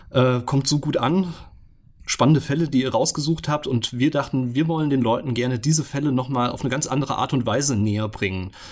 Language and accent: German; Heimbach, Hesse, Germany; Ich bin gebürtiger Fulderer, ja. Ich komme aus Heimbach und äh, bin dort auch aufgewachsen und habe da die meiste Zeit meines Lebens verbracht